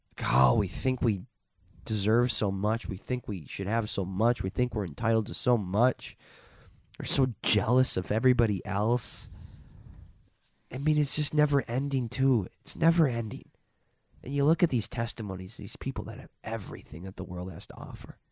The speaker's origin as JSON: {"language": "English", "region": "Minnesota", "country": "United States", "tie": "born or raised there", "said": "I grew up in Minnesota"}